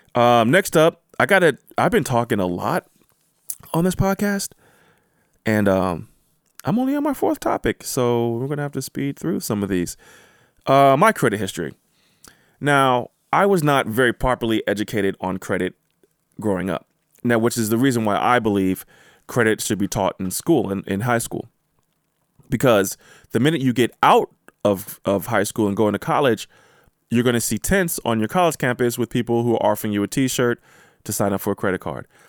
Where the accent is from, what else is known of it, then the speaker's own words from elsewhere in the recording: United States; I am from America. I was born in America.